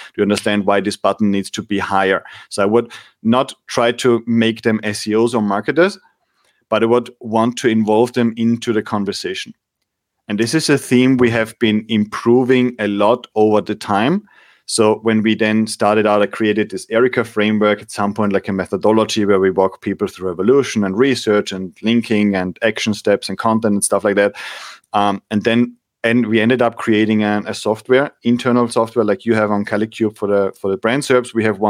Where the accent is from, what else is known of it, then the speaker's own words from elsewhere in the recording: Austria; I grew up in Austria in the winter